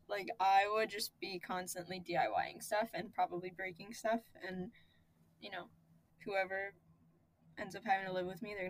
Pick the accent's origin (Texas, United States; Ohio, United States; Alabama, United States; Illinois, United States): Ohio, United States; Columbus; moved away as an adult; now in New York, United States; because Columbus is my hometown